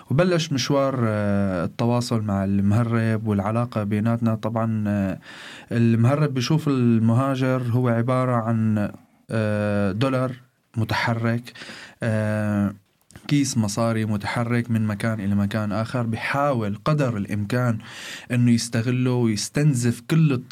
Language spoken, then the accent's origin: Arabic; Syria; moved away as an adult; بسوريا أعمل مدرس لغة إنجليزية ومدرب تنمية بشرية وإلي شوية آه، هواية بمجال التمثيل والإخراج بلشت من آه، طلعت من تركيا من سوريا نحو تركيا وبلشت الرحلة من هون